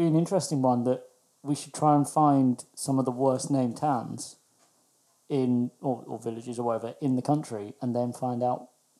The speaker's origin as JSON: {"language": "English", "town": "Broadstairs", "region": "South East England", "country": "United Kingdom", "tie": "born or raised there", "said": "when I grew up in Broadstairs"}